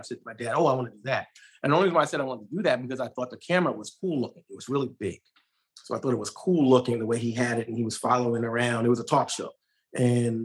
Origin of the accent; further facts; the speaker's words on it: New York City, New York, United States; I'm born and raised in Brooklyn, New York